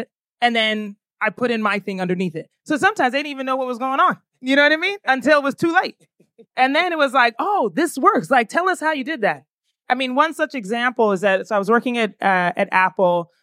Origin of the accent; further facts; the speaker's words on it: Ghana; also born or lived in United States; I am Ghanaian.